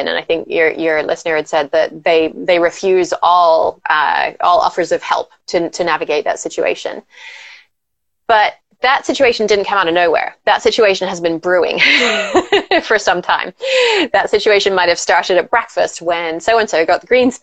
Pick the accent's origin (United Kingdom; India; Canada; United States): United Kingdom; England; I grew up in England